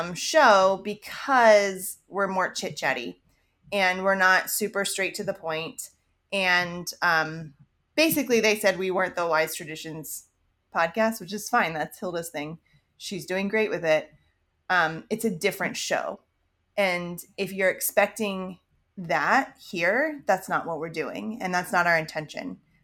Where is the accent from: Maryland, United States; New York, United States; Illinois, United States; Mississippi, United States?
Maryland, United States; I mean I grew up in Maryland. We never lived more than an hour or so from DC, so that's obviously very influential in the way that I grew up.